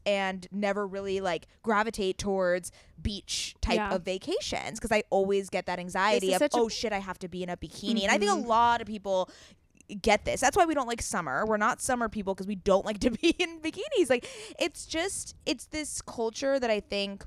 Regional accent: Southern California, United States; we are from Southern California

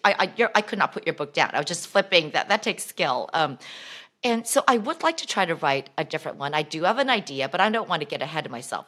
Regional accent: Bay Area, California, United States; growing up in the Bay Area

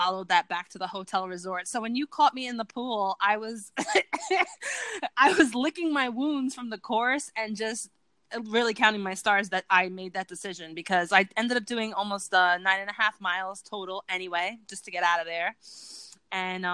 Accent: New York City, New York, United States; also born or lived in Bronx, New York City / Harlem, New York City; I grew up in Queens in New York City

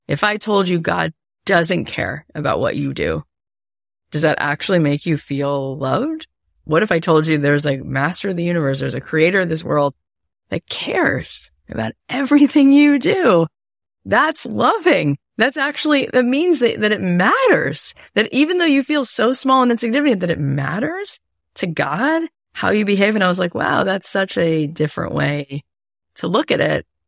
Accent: Florida, United States; I grew up in Florida.

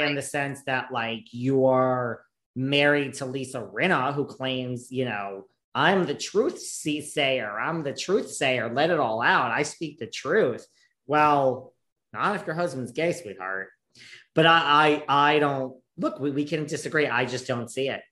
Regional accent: New York, United States; I'm a New Yorker

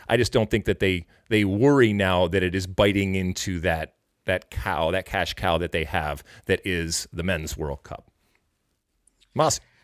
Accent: United States; as an American

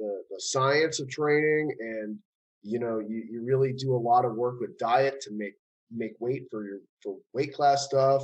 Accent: Cape Cod, Massachusetts, United States; at home where I grew up in Cape Cod, Massachusetts

